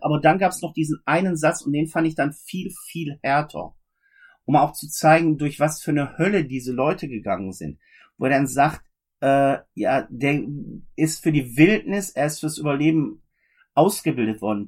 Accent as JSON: {"language": "German", "country": "Germany", "also_born_or_lived": "Oberhausen", "said": "bei uns in Deutschland oder im deutschsprachigen Raum"}